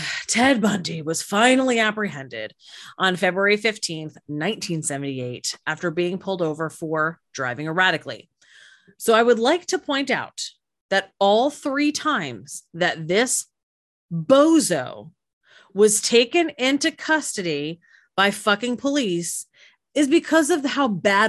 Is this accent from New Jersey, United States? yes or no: yes; New Jersey, United States; now in Florida, United States; growing up in New Jersey